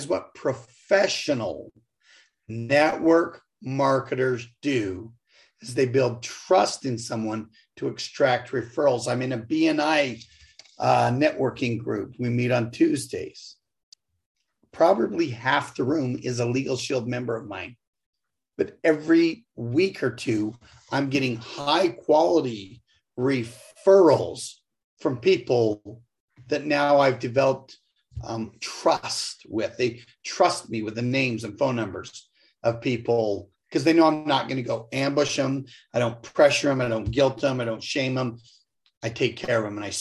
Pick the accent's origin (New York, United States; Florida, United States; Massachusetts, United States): Massachusetts, United States; Chicopee; now in Utah, United States; I was born in Massachusetts. I'm from Massachusetts. I was born in Chicopee County, Massachusetts.